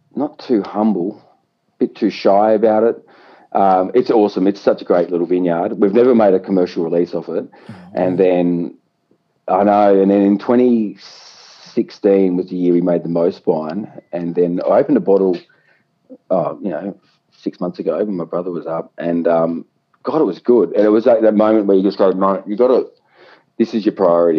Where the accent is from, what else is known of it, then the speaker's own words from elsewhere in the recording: Yarra Glen, Victoria, Australia; I grew up in Yarra Glen